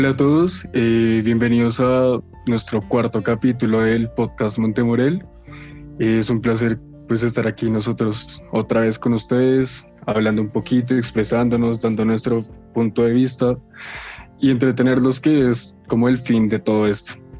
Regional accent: Colombia; yo orgulloso de ser colombiano

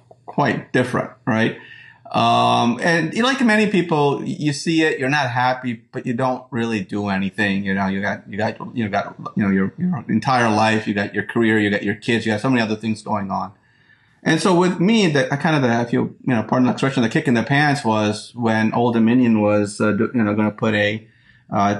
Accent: Upper Macungie, Pennsylvania, United States; I grew up in Cameo Woods

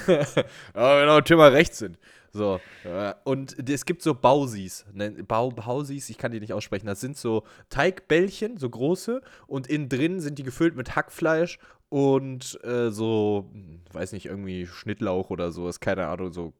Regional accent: Brilon, North Rhine-Westphalia, Germany; in meinem Heimatort Brilon

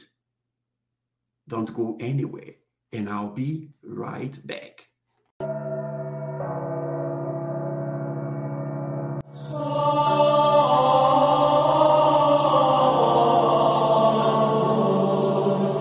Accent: Nigeria; in the eastern part of Nigeria, my home country

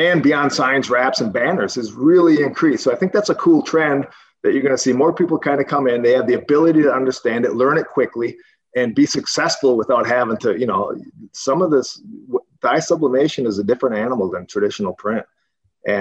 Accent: Wisconsin, United States; moved away as an adult; now in Arizona, United States; growing up in Wisconsin, as you guys know, that's where I grew up

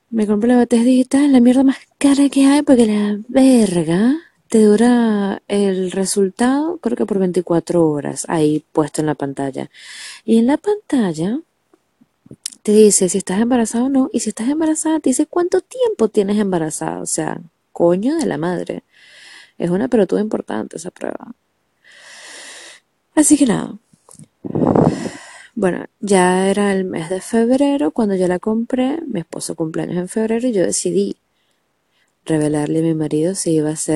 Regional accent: Venezuela; now in Argentina; sí, yo soy venezolana, pero vivo en Argentina, y en Argentina todo es al revés

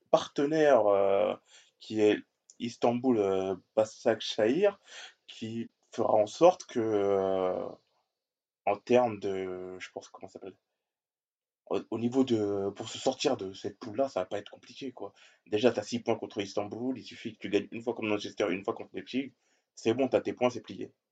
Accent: Marseille, Provence-Alpes-Côte d'Azur, France; Oh bah tu sais, hein, moi je suis marseillais, donc bon, j'ai pas besoin de dire plus.

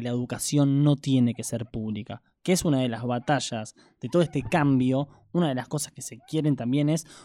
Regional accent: Argentina; como argentino poco empapado con la realidad del día a día chileno

